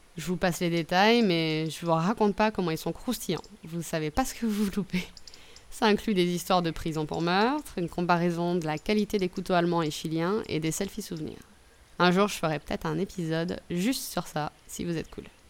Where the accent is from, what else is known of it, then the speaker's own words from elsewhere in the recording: France; je suis française